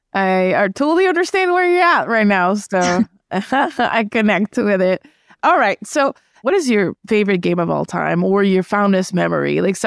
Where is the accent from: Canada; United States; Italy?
Canada; Yeah, I'm from Canada